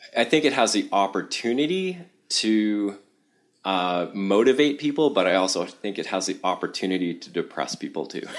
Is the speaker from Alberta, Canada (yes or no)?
no; Toronto, Ontario, Canada; now in Amherst, United States; I was born in Toronto, Canada, and I spent a lot of time, uh, kicking around Southern Ontario and up in the Corthas